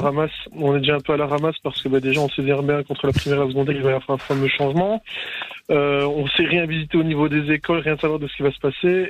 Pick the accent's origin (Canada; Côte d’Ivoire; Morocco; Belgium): Belgium; Charleroi region, Wallonia; je viens de la région de Charleroi